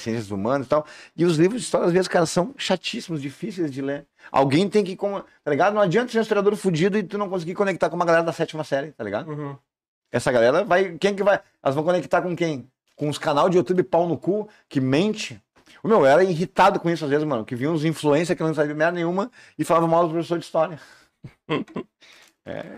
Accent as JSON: {"language": "Portuguese", "country": "Brazil", "said": "eu sou do Salandia, sou da vila"}